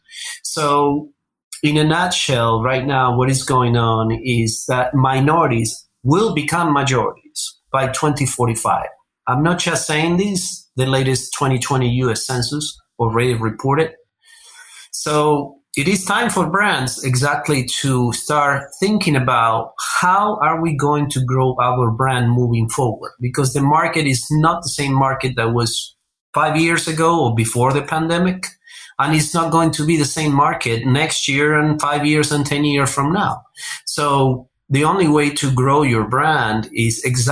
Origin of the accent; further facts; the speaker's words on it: Buenos Aires, Argentina; moved away as an adult; now in United States; I was born and raised in Buenos Aires, Argentina